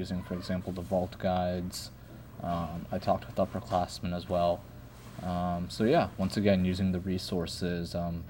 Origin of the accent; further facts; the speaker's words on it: Dallas, Texas, United States; Dallas, Texas.